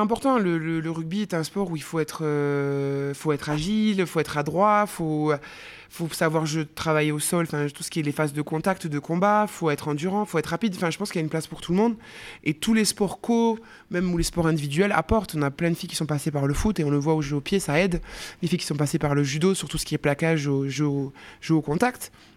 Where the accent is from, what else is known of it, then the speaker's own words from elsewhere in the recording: Escoussens, Occitania, France; moved away as an adult; also born or lived in Montpellier; j'ai grandi à Castres, plus précisément dans un tout petit village à côté de Castres qui s'appelle Escoussins